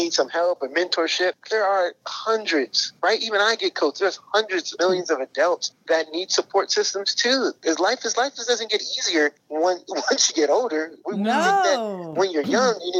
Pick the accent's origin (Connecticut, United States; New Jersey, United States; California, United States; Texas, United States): New Jersey, United States; North; I'm from North New Jersey. So I'm from a real urban area, hard hitting city, blue collar type of place, a lot of poverty, a lot of crime when I was coming up in a single parent household.